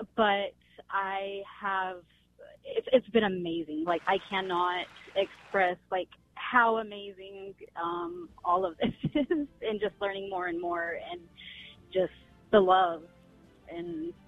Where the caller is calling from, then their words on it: San Antonio, Texas, United States; San Antonio.